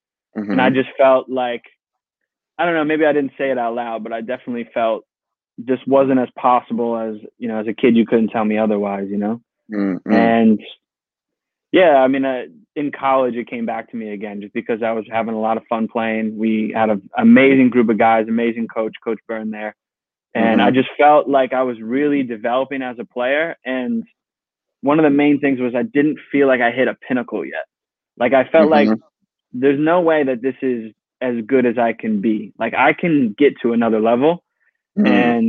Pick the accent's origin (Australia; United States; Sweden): United States; Monroe, New York; I'm from Monroe, New York.